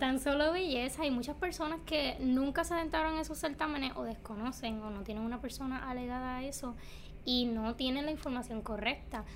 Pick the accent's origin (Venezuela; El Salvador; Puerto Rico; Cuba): Puerto Rico; Cayey; nacida y criada en Calle